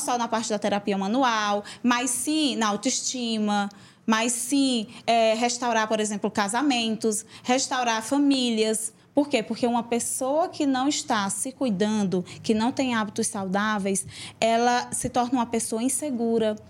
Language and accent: Portuguese; São João do Piauí, Piauí, Brazil; moved away; numa cidade pequena, lá onde eu nasci, e em São João do Piauí